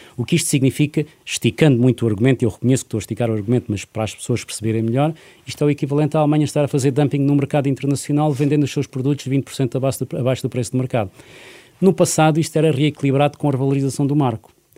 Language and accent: Portuguese; Portugal; enquanto português